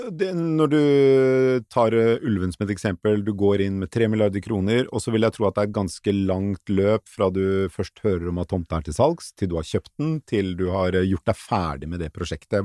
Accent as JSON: {"language": "Norwegian", "region": "Oslo", "country": "Norway", "tie": "born or raised there", "said": "født og oppvokst i Oslo, meg selv inkludert"}